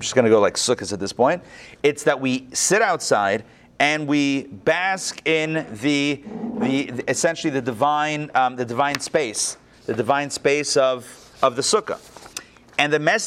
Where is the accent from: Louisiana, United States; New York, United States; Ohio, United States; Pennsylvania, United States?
Pennsylvania, United States; Pittsburgh; first language English; moved away as an adult; also born or lived in Crown Heights (the Berg); now in Atlanta, United States; where I grew up in Pittsburgh